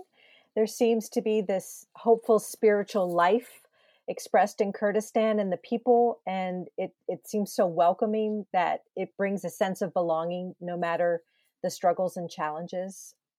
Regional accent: Pennsylvania, United States; also born or lived in Dayton, Ohio; growing up in Pennsylvania, my world history classes in high school and going to college in Dayton, Ohio at Wright State University back in the mid to late 1980s.

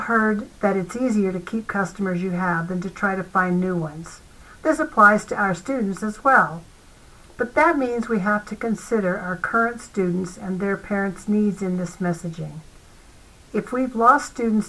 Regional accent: Arizona, United States; my home state of Arizona

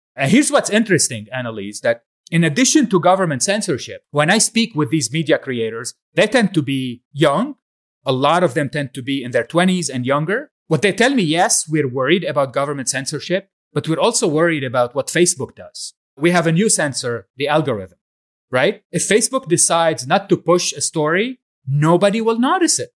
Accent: Lebanon; moved away as an adult; also born or lived in United States; So I grew up in Lebanon, was born a few years before the beginning of the Civil War in Lebanon.

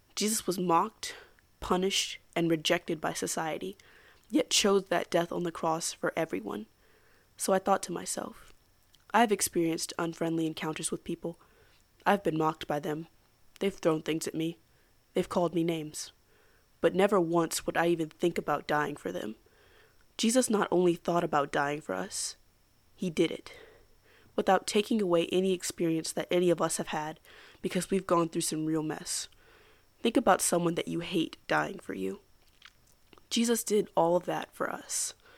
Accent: United States; as an American

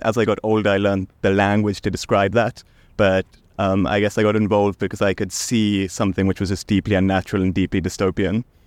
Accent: South Africa; I'm South African. I was born in South Africa

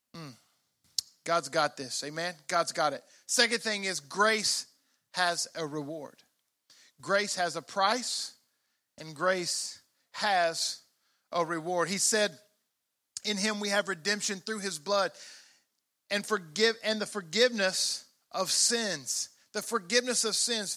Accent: Mississippi, United States; I grew up in Mississippi

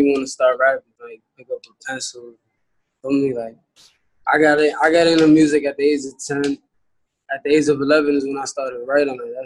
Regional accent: New York City, New York, United States; was born in the Bronx and raised in the Bronx, too

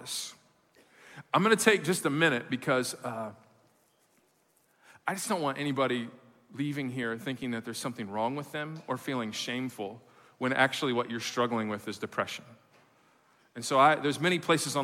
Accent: Midwest, United States; moved away; I come from the Midwest

